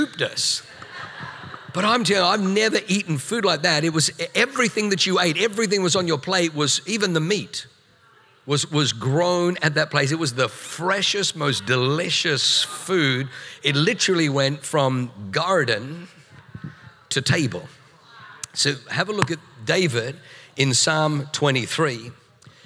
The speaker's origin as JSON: {"language": "English", "country": "Australia", "also_born_or_lived": "New Zealand", "moved": "as an adult", "lives_now": "San Diego, United States", "said": "I come from Australia. We spent 7 years in New Zealand"}